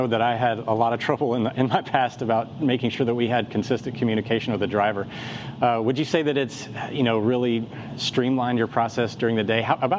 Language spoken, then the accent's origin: English; Nashville, Tennessee, United States; So Nashville's my hometown, a lot of experience.